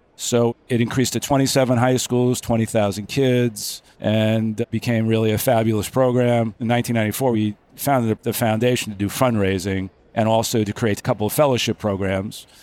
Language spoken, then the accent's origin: English; Long Island, New York, United States; moved away as an adult; also born or lived in Albany, New York; now in Manhattan Beach, United States; I grew up on Long Island.